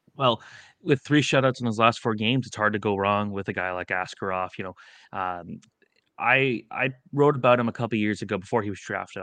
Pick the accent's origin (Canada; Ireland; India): Canada; Toronto, Ontario; we're from Toronto